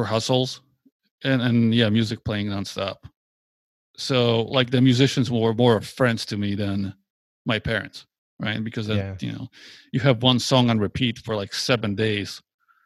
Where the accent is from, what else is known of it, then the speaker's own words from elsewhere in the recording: Poland; I was born in Poland. It was a communist country back then